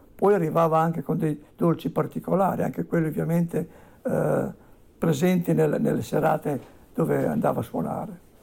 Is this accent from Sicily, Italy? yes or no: no; Bassa Modenese, Emilia-Romagna, Italy; negli anni 50 quando ero un bambino in una campagna brulla d'inverno nella bassa modenese